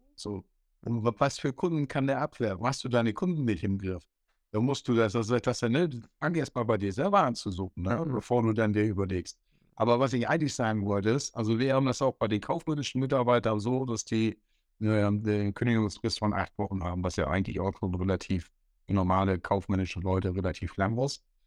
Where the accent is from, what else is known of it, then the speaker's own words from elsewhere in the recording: north-eastern Germany, Germany; Ich wieder als Ossi und Norddeutscher